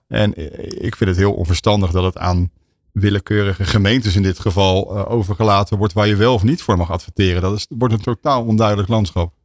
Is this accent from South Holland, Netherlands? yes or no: yes; Rotterdam, South Holland, Netherlands; ik ben Rotterdammer